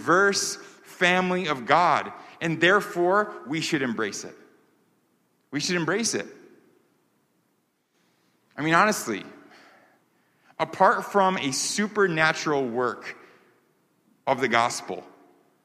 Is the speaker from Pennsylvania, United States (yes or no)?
no; New York, United States; I grew up in New York